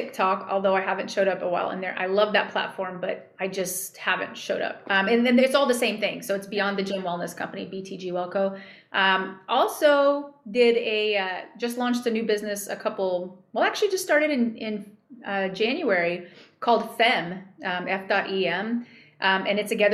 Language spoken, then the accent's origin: English; New Mexico, United States; I grew up in New Mexico.